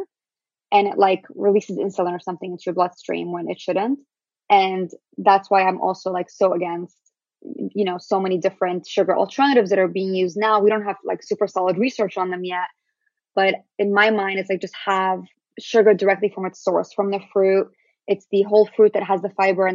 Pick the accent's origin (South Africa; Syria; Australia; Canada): Syria; also born or lived in Palestine; now in United States; I'm Syrian Palestinian